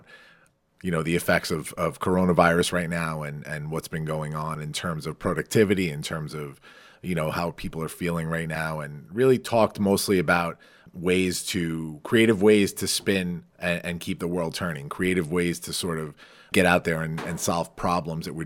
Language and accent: English; Farmingdale, New York, United States; Farmingdale, my hometown, little town on Long Island in New York